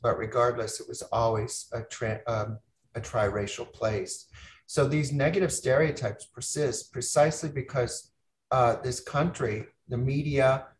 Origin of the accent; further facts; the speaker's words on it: Appalachia, United States; both as Americans and even as Appalachian folk, is to unlearn what we think we know about this region.